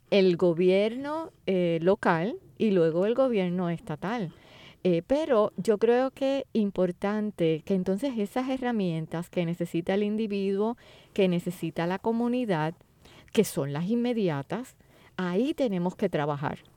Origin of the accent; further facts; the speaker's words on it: Puerto Rico; Como puertorriqueños